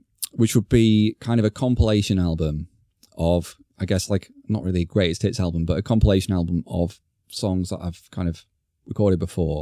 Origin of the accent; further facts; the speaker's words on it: Blackpool, North West England, United Kingdom; moved away; I'm going to Blackpool. for the weekend, and taking my daughter to see the delights of my hometown for the first time